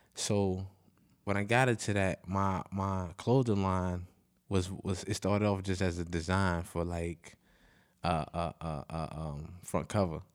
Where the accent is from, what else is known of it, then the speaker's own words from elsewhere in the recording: Chicago, Illinois, United States; I'm from Inglewood. I'm from, like, sixty-third Street